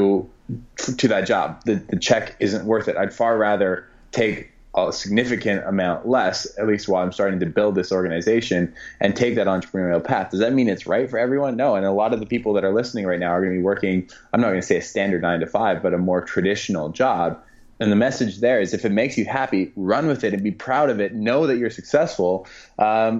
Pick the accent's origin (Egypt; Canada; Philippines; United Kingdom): Canada; I'm Canadian